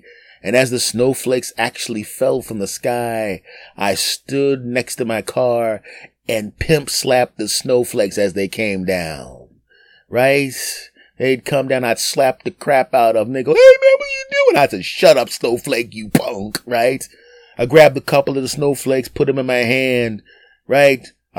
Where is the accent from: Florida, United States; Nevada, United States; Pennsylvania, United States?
Pennsylvania, United States; Philadelphia; When I was 20 years old, I literally drove from my hometown of Philadelphia to New York to do a show in a snowstorm.